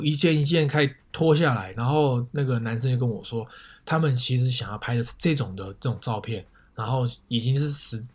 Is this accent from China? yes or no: no; Taiwan; moved away; also born or lived in North America; 我们台湾人会叫做写真集